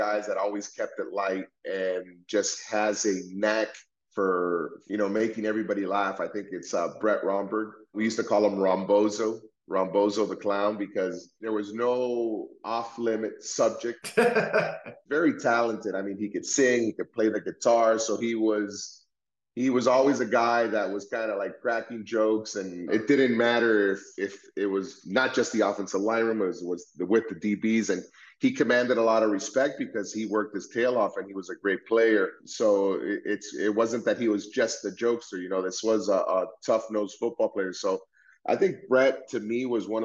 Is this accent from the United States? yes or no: yes; Miami, Florida, United States; we ended up being born and raised in Miami